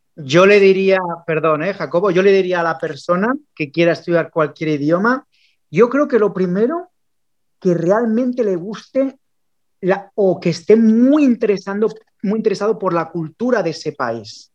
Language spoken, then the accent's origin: Spanish; Barcelona, Catalonia, Spain; moved away as an adult; now in England, United Kingdom; yo soy de Barcelona, me vine de Barcelona